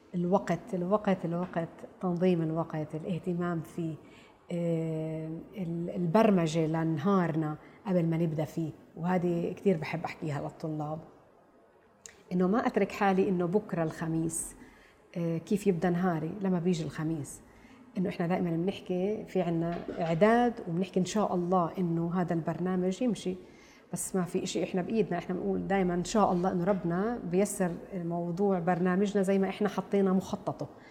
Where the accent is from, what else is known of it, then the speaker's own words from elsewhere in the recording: Nablus, West Bank, Palestine; انا بنت نابلس